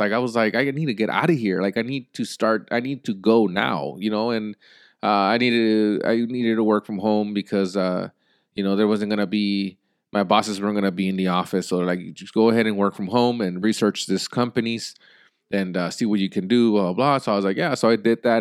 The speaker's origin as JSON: {"language": "English", "country": "United States", "said": "as an American people"}